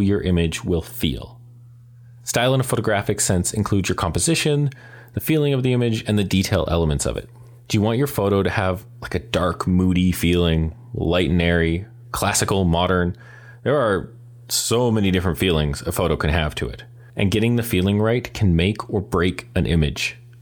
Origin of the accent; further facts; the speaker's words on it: Calgary, Alberta, Canada; I was born and raised in Calgary